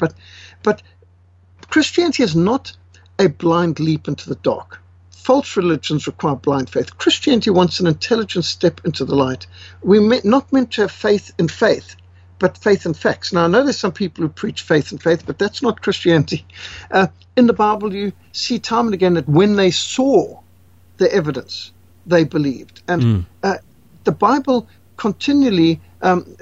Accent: Zimbabwe; I was raised in Rhodesia in a secular family

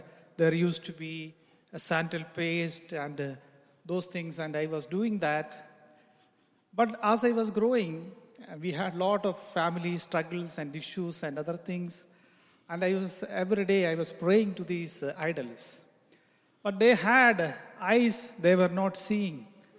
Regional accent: Kerala, India; first language Malayalam; English is a second language; Then I got a Gideon's red colored small New Testament in my mother tongue in Malayalam.

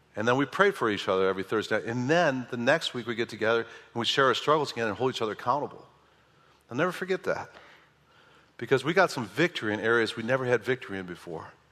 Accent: Midwest, United States; moved away as an adult; also born or lived in Southern California; I'm from the Midwest

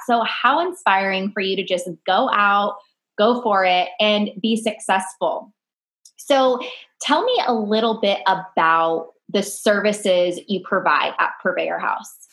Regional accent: Bakersfield, California, United States; moved away; Bakersfield, California, which is actually my hometown

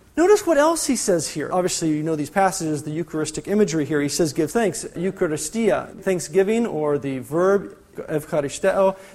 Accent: California, United States; I'm from California.

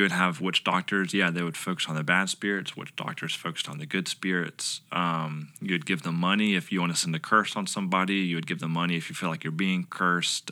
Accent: Lugoff, South Carolina, United States; moved away as an adult; also born or lived in Southeast Asia; now in Lexington, United States; originally I'm from Lugoff, which is over in Northeast

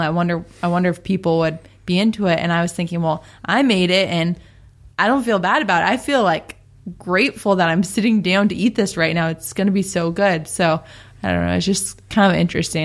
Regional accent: Seattle, Washington, United States; moved away; we're from Seattle, Washington

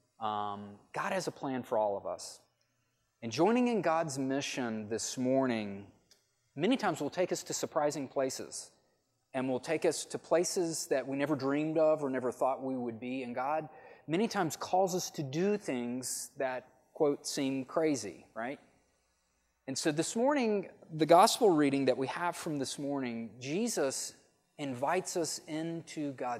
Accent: Tennessee, United States; moved away as an adult; also born or lived in Outer Banks, North Carolina; I was from Tennessee

